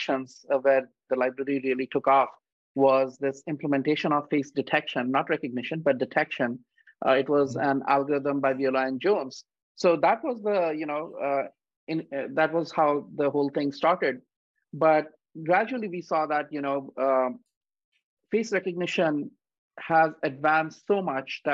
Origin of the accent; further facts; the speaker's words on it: India; moved away; I grew up in India